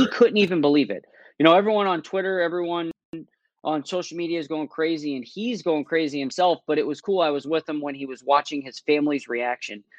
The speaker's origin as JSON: {"language": "English", "country": "United States", "said": "me being American"}